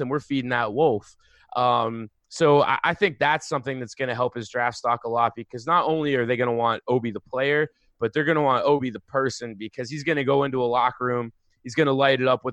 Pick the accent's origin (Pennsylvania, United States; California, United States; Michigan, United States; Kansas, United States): Pennsylvania, United States; Pittsburgh; I'm from Pittsburgh